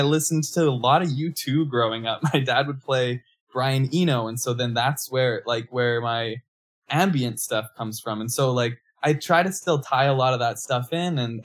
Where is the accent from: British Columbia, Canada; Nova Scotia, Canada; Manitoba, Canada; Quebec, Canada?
Manitoba, Canada; now in Hamilton, Canada; I grew up in Manitoba, moved to Hamilton in 2011, and I've been doing music from here, based here